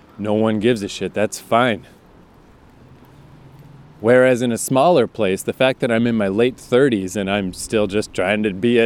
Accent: Fredericton, New Brunswick, Canada; moved away; I am back in my hometown of Fredericton, New Brunswick, Canada, for Christmas

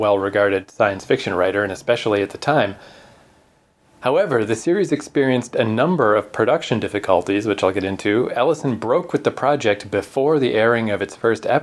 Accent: Canada; accent: Canadian; maybe you can tell from our charming accents, but we're Canadian.

